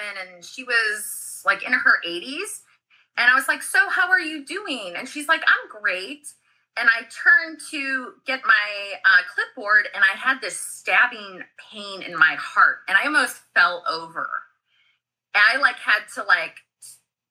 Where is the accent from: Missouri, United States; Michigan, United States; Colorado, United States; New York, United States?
Missouri, United States; I'm from the Midwest, like I'm from, you know, Missouri